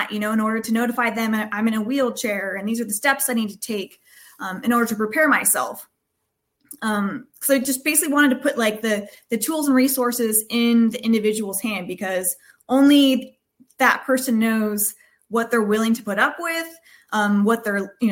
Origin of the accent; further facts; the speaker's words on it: Bay Area, California, United States; in my hometown in the Bay Area